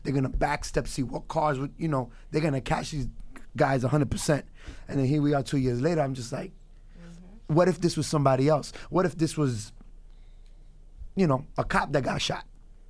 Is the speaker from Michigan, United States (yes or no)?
no; New York City, New York, United States; I'm from Queens. I know this area well.